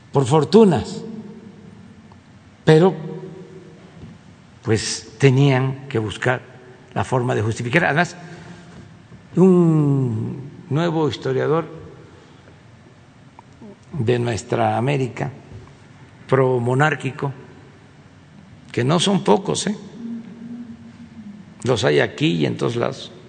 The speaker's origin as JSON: {"language": "Spanish", "region": "Tabasco", "country": "Mexico", "said": "una allá en mi estado, en Cintla."}